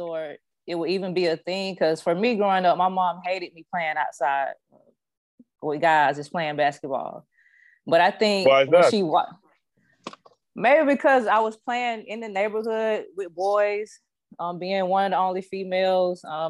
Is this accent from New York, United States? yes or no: no; Tallahassee, Florida, United States; I'm from Tallahassee, Florida